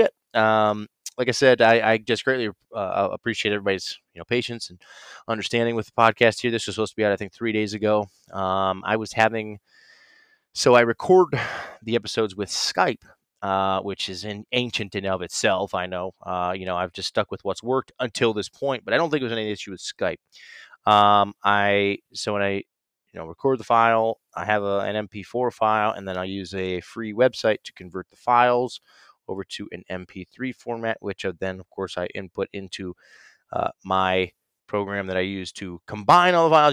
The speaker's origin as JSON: {"language": "English", "region": "Ohio", "country": "United States", "said": "my home state of Ohio"}